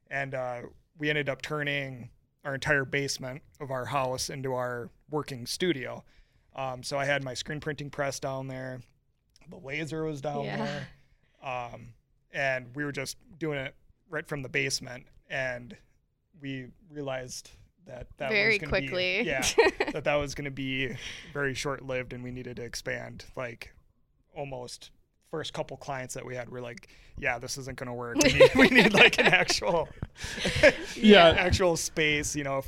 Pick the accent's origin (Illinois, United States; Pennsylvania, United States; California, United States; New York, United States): California, United States; Hayward; I mean, growing up in Hayward, obviously, I know what summers are like here